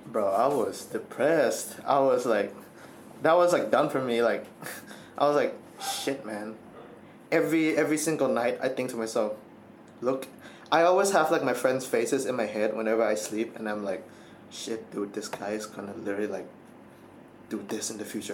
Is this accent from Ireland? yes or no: no; Thailand; my entire life I've been born and raised in Thailand.